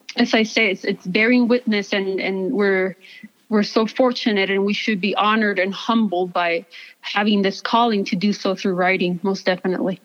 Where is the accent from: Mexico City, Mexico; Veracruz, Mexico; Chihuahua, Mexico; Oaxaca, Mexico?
Chihuahua, Mexico; Ciudad Juárez; now in El Paso, United States; I am from Ciudad Juarez. I was born and raised there.